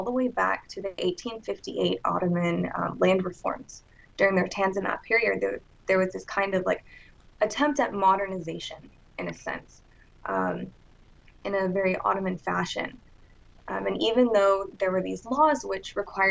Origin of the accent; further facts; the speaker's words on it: Texas, United States; I grew up in Texas in the South, you know, conservative Christian family.